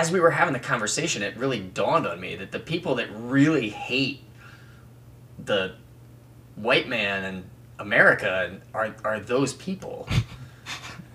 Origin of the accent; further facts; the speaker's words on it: United States; I am an American, white, cisgendered male